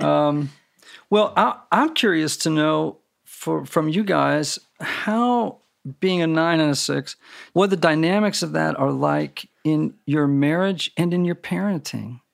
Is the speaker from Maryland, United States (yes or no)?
no; Connecticut, United States; I grew up in Connecticut